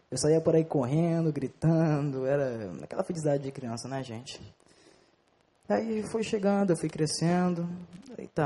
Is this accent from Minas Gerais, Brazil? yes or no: no; Belém, Pará, Brazil; tenho 13 anos, eu vim do Belém do Pará